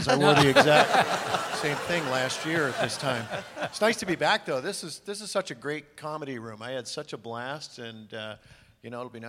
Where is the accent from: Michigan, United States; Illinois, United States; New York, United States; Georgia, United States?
Michigan, United States; Detroit; I grew up in Detroit, Michigan, and played a lot of hockey over in Canada.